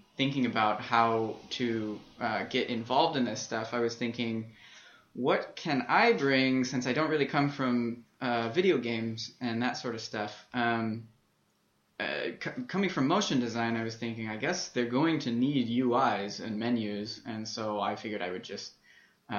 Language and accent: English; Las Vegas, Nevada, United States; as a kid, I was growing up in Las Vegas